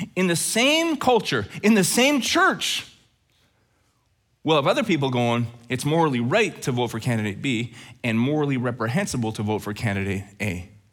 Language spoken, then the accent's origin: English; Alberta, Canada; Growing up in Alberta